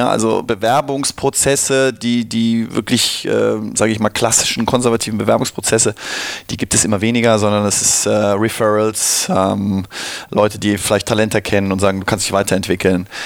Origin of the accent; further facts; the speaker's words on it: Cologne, North Rhine-Westphalia, Germany; Wo komme ich her? Ich komme aus Köln-Nippes.